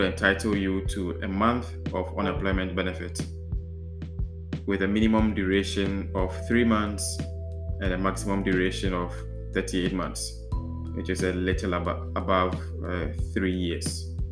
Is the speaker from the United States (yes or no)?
no; Ghana; now in Netherlands; I'm a Ghanaian and presently living in the Netherlands